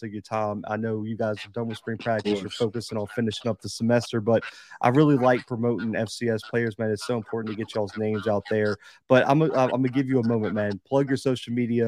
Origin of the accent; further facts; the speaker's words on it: Alabama, United States; I'm from Alabama